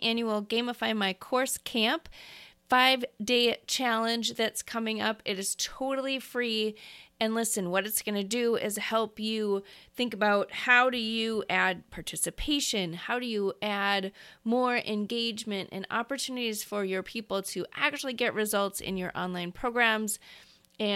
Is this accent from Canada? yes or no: no; Midwest, United States; I'm from the Midwest.